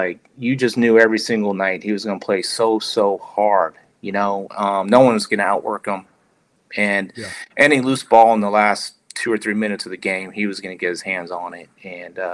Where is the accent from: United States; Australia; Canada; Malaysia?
United States; Bay Area, California; growing up in the Bay Area, being a melting pot of cultures and people